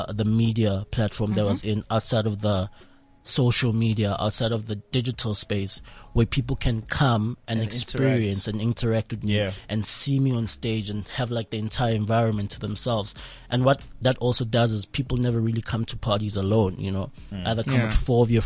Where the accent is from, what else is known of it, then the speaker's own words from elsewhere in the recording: Midrand, Gauteng, South Africa; also born or lived in Tembisa; from Midrand. I grew up there